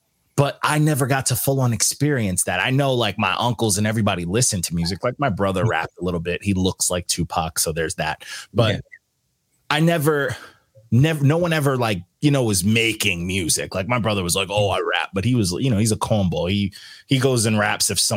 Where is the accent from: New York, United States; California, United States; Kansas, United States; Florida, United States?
New York, United States; New York City; I'm a New Yorker, so I lived it